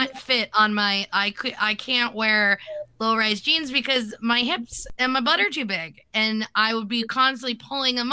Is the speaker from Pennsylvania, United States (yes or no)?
yes; Pennsylvania, United States; moved away; also born or lived in Michigan / New Jersey; I grew up in Pennsylvania, and I lived in Michigan for about 6 years, and I lived in New Jersey before I moved to Michigan